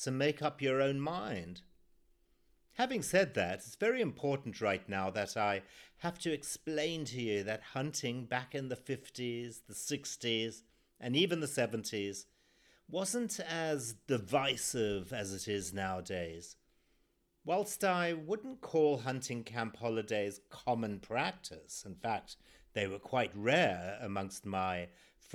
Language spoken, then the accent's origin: English; Zimbabwe; born or raised there